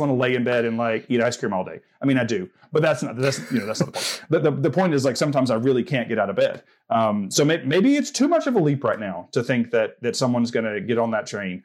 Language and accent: English; the South, United States; growing up in the South